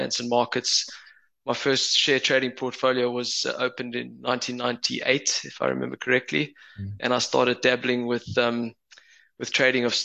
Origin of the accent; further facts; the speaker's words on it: Johannesburg, Gauteng, South Africa; accent: Joburg; moved away as an adult; now in United Kingdom; my Joburg accent.